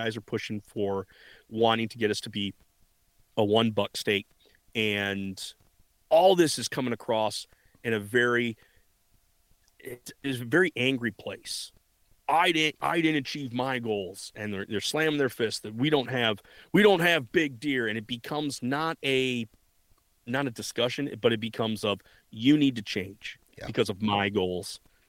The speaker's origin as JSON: {"language": "English", "region": "Michigan", "country": "United States", "said": "And I come from Michigan where deer are a dime a dozen. They are in everybody's backyards."}